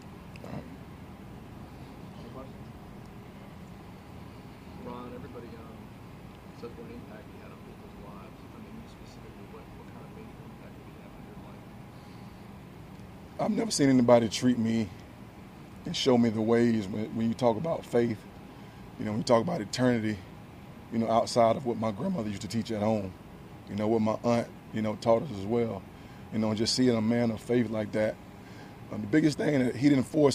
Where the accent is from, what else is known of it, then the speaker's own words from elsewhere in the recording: Tallahassee, Florida, United States; I grew up in Tallahassee